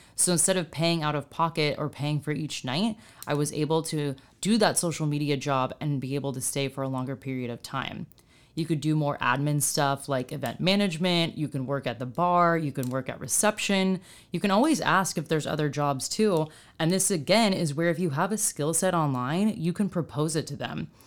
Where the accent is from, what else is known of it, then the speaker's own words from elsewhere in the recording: United States; as an American